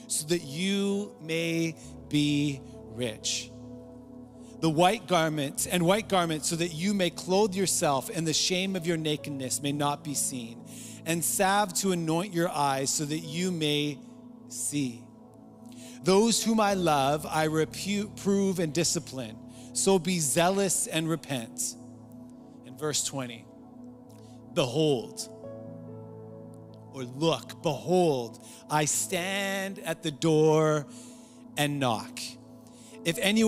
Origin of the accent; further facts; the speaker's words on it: Surrey, British Columbia, Canada; I grew up in North Surrey